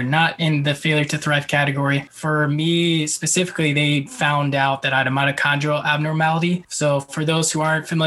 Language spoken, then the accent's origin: English; Bay Area, California, United States; now in San Diego, United States; I grew up in the Bay Area